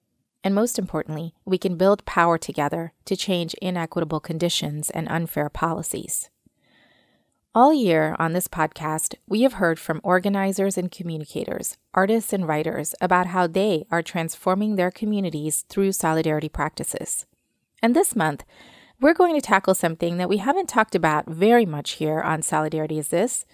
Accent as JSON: {"language": "English", "region": "Kentucky", "country": "United States", "said": "I'm also from Kentucky"}